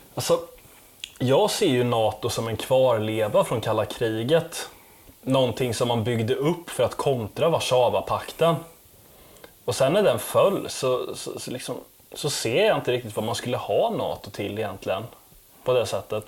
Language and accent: Swedish; Sweden; som svensk